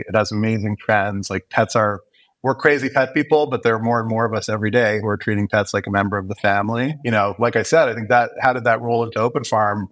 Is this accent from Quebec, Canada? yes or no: yes; Montreal, Quebec, Canada; moved away as an adult; now in Toronto, Canada; I grew up in Montreal, born and, and raised there.